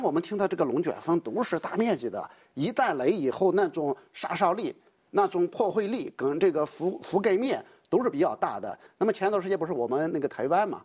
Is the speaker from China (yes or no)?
yes; northern China, China; 我是北方人